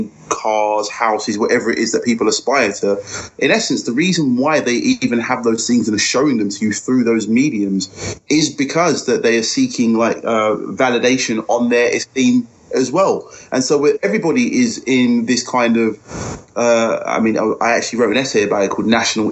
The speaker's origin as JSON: {"language": "English", "country": "United Kingdom", "said": "I would say that I'm British, African, Caribbean, because that it involves every part of my journey. I am very British."}